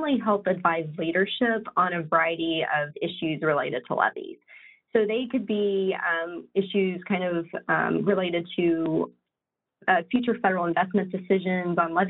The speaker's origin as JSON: {"language": "English", "region": "West Virginia", "country": "United States", "said": "I'm originally from West Virginia."}